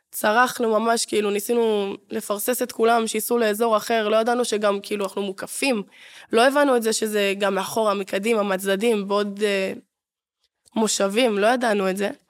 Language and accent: Hebrew; Ashdod, Southern District, Israel; ואני בתור אשדודית